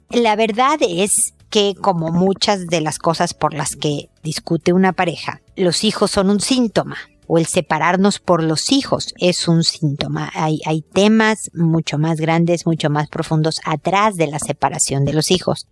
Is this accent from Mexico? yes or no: yes; Mexico; moved away as an adult; now in Chile; Cuando recién llegué a Chile a vivir, yo soy mexicana, tengo muchos años ya viviendo en Chile